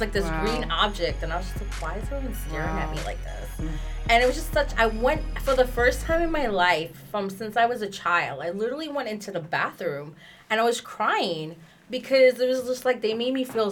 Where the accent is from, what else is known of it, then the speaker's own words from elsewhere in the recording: New York City, New York, United States; also born or lived in Caribbean; I grew up in New York, mm-hmm. and because I grew up in New York, it's so diverse